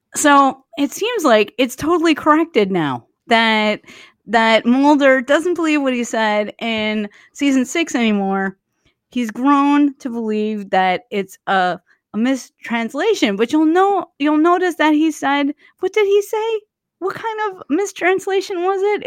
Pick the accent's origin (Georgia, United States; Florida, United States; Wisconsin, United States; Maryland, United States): Wisconsin, United States; Waukesha; now in Milwaukee, United States; I grew up near Waukesha